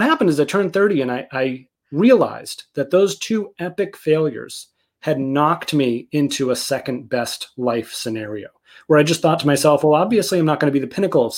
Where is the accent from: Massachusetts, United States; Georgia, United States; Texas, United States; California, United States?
Massachusetts, United States; outside of Boston; I grew up outside of Boston.